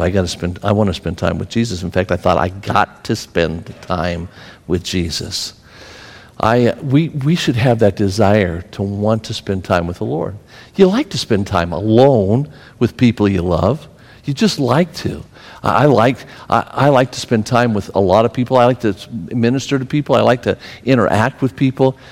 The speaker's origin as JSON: {"language": "English", "region": "Pennsylvania", "country": "United States", "said": "I'm from Pennsylvania."}